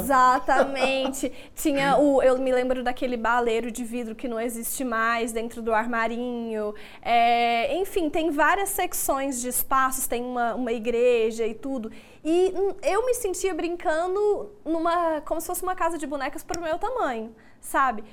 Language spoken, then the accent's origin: Portuguese; Goiânia, Goiás, Brazil; Sou daqui de Goiânia